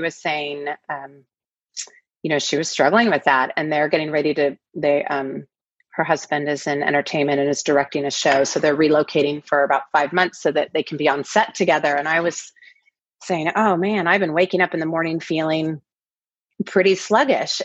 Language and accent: English; the Northwest, Pacific Northwest, United States; moved away as an adult; now in Los Angeles, United States; I grew up in the Northwest, and I uh, we've been in LA now for about ten years